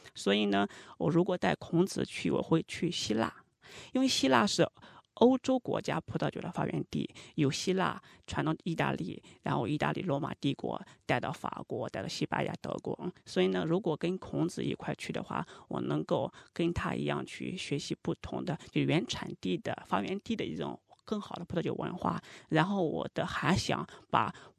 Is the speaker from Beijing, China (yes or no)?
no; foot of Mount Tai, Shandong, China; moved away; 我是出生在泰山脚下，从小就接受了泰山文化，还有儒家文化